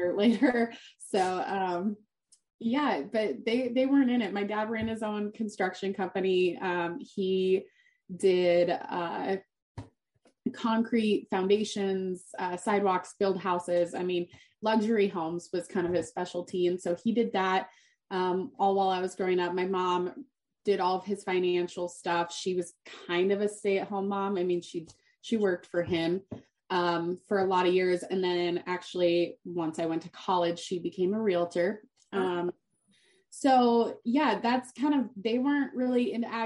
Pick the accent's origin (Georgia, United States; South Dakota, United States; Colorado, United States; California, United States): Colorado, United States; Steamboat Springs; I grew up in Steamboat Springs, Colorado